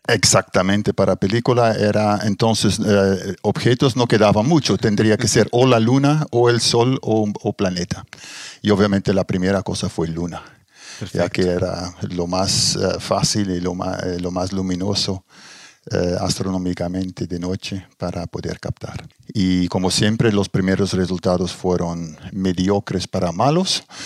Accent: Belgium; moved away as an adult; also born or lived in Brazil / Germany / Middle East; now in Chile; salí de Bélgica. Bélgica en ese momento muy poca posibilidad de, trabajar para mí o para gente con mi formación y emigré a Brasil

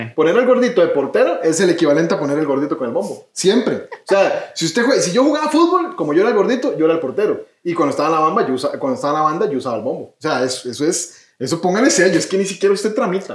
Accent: Esparza, Puntarenas, Costa Rica; Marañonal es el pueblito esparzano donde yo nací y crecí

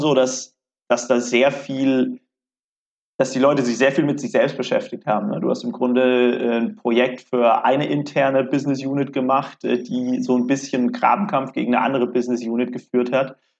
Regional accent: Karlsruhe, Baden-Württemberg, Germany; also born or lived in Mannheim; ich komme ursprünglich aus Karlsruhe

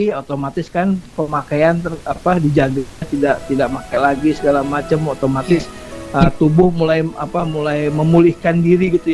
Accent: Medan, North Sumatra, Indonesia; born there; now in Jakarta, Indonesia; ya, saya …. Saya lahir di Medan.

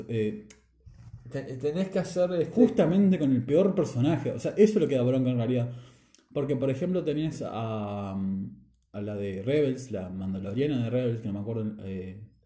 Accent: Argentina; Somos argentinos.

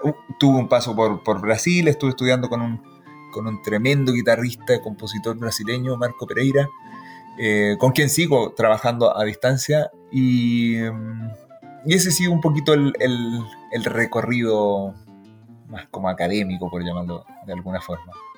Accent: Puente Alto, Santiago Metropolitan Region, Chile; moved away as an adult; now in Germany; Yo soy oriundo de Santiago de Puente Alto

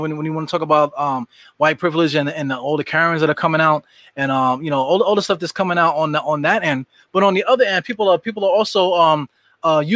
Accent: New York City, New York, United States; I'm from East New York, Brooklyn.

